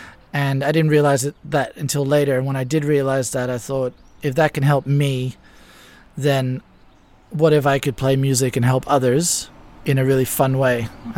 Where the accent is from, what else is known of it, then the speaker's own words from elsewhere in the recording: Ibiza, Balearic Islands, Spain; And in many ways, in the wintertime in particular, it's like growing up in any other small town. Because when I did grow up here, it was actually still a small town.